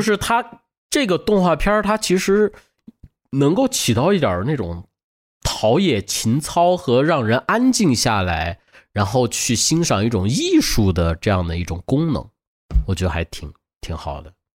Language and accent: Chinese; Beijing, China; 我小时候在他家长大嘛，在北京